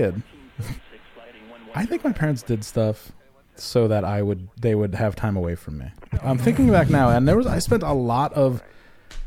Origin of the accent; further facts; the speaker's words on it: Glens Falls, New York, United States; my hometown. We have Glens Falls has a Balloon Festival